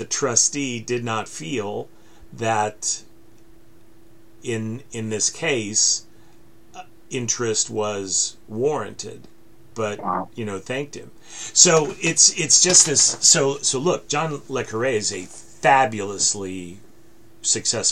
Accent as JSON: {"language": "English", "country": "United States", "said": "as an American"}